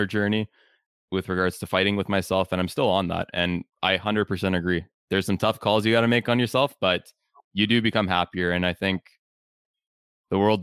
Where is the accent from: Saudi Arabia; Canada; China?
Canada; I grew up in Canada